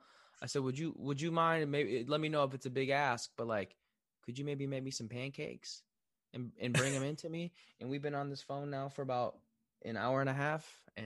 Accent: Portage, Michigan, United States; moved away; growing up in Michigan

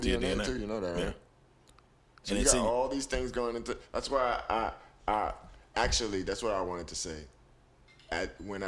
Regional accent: New York, United States; I grew up in New York

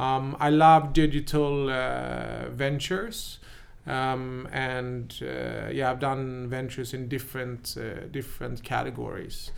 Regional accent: Sweden; also born or lived in New York, United States; I came there as a happy Swede

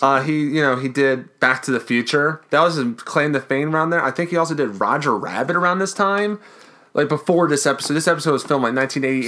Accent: Baltimore, Maryland, United States; we're from Baltimore too

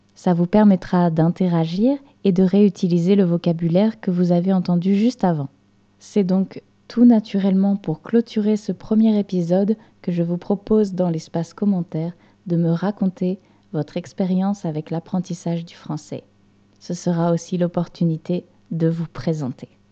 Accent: Normandy, France; moved away; je suis française et j'ai grandi à la campagne dans une région française qui s'appelle la Normandie

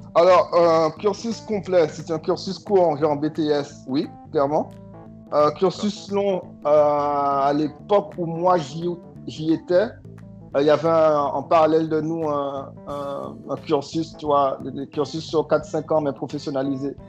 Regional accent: Guadeloupe; je viens de la Guadeloupe petite île euh, française dans la Caribéenne

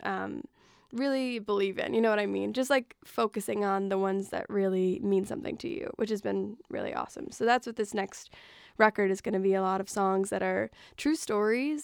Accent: Cary, Illinois, United States; moved away; I grew up in like the flatlands of Illinois

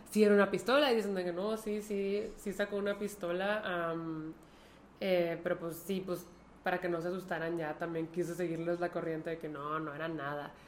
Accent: Mexico; ¿Que no sabes de dónde venimos? ¡De México!

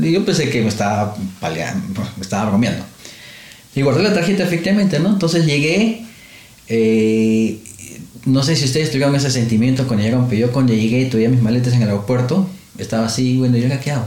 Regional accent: Lima, Peru; moved away as an adult; now in Australia; En, Perú, en mi tierra

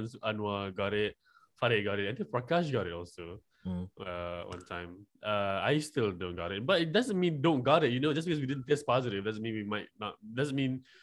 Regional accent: Malaysia; I'm from Malaysia

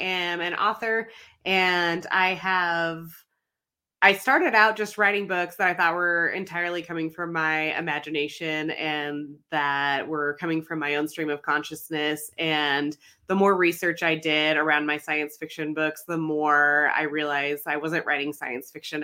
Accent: Arizona, United States; I'm born and raised in Arizona

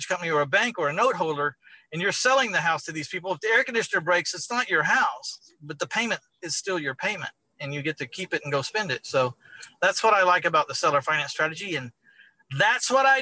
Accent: San Antonio, Texas, United States; my hometown of San Antonio, Texas

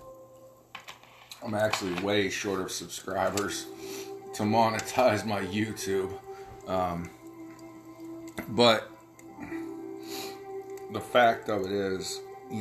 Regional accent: United States; as an American

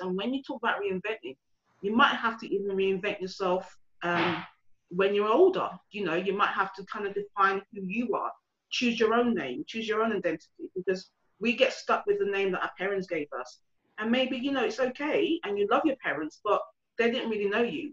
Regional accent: London, United Kingdom; moved away; also born or lived in Essex / north of England; I grew up in Hackney, so where there's a lot of people looked like me

